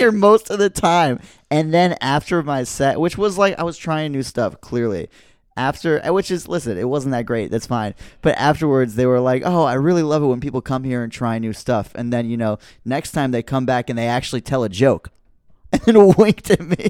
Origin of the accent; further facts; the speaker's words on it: Rhode Island, United States; moved away as an adult; now in New York City, United States; I was born here, but I grew up in Rhode Island.